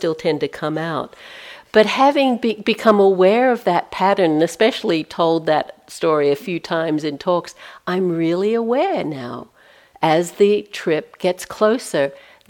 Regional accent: Australia; moved away as an adult; I'm from Australia. I left there in 1980, so been out of, haven't lived there for a long time.

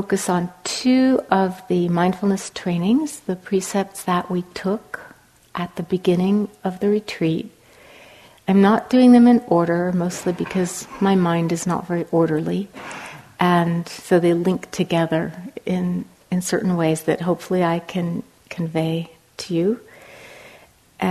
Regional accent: Cambridge, Massachusetts, United States; moved away as an adult; now in Los Angeles, United States; I'm now living in Los Angeles, although I'm from Cambridge, Massachusetts, I've lived in Los Angeles for 11 years now

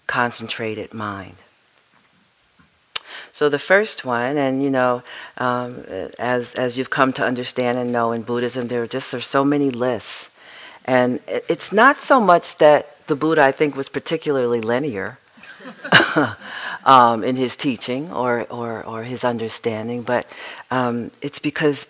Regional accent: New York, United States; being the New Yorker that I am

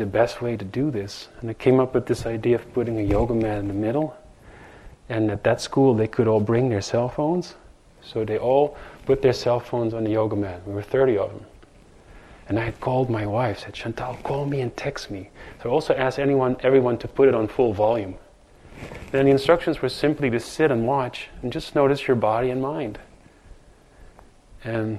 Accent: Netherlands; now in New York, United States; growing up in Holland

